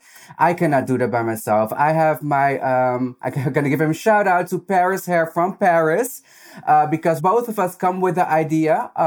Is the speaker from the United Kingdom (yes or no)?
no; Peru; English is a second language; also born or lived in Netherlands; now in Amsterdam, Netherlands; I come from Peru, and in Peru, it's not really accepted homosexuality or femininity